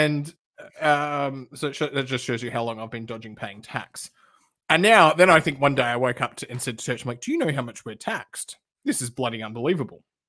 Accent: Perth, Western Australia, Australia; now in Melbourne, Australia; I grew up in Perth

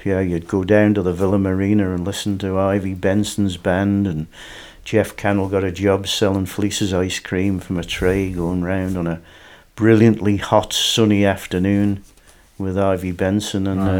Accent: Douglas, Isle of Man; born or raised there; also born or lived in Onchan

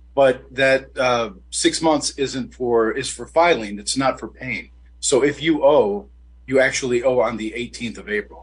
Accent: Detroit, Michigan, United States; I'm born and raised in Detroit

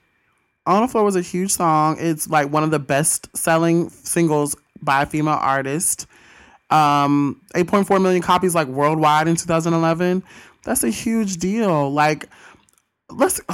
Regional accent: Pearl, Mississippi, United States; I'm from Pearl, Stinkin' Rankin, but I wasn't always there.

